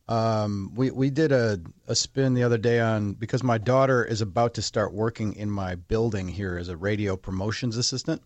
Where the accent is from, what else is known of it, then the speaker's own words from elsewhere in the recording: Menomonee Falls, Wisconsin, United States; I worked for the Parks Department in Menominee Falls, Wisconsin, my hometown